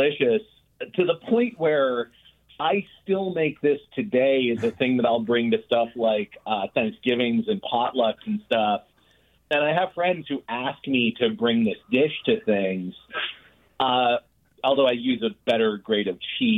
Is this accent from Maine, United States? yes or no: yes; Maine, United States; now in Oakland, United States; I grew up in Maine on welfare